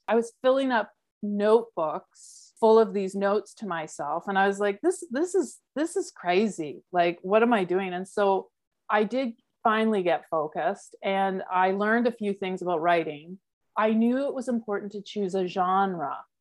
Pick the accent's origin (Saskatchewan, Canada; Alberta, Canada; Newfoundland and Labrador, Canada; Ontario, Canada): Alberta, Canada; Calgary; moved away; I grew up in Calgary